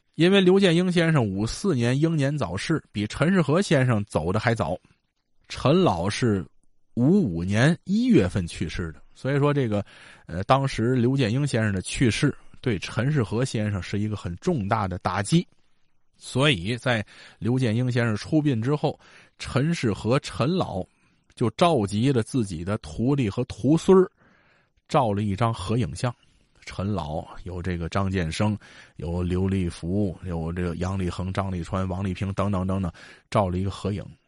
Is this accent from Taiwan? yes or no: no; Tianjin, China; 咱们天津人叫蒋振庭，马振华，是吧